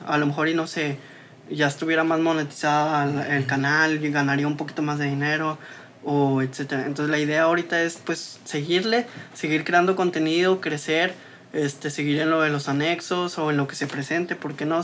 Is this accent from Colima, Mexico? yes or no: no; Saltillo, Coahuila, Mexico; yo también crecí aquí en Guayulera, yo soy de aquí de Guayulera